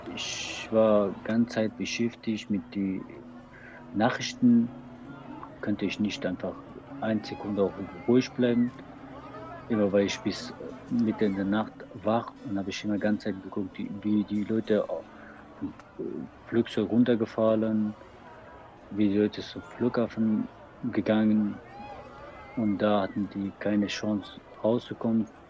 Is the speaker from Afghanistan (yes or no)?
yes; Afghanistan; German is a second language; moved away as an adult; now in Cologne, Germany; Bevor ich nach Deutschland komme, das war vor sechs Jahren, ich war in Afghanistan und äh, ich war Sänger